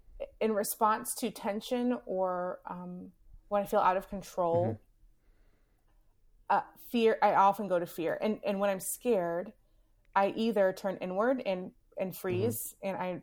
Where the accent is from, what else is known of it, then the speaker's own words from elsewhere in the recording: Southern United States, United States; Growing up in the South, for me as a Black woman in America, that flag means something significant.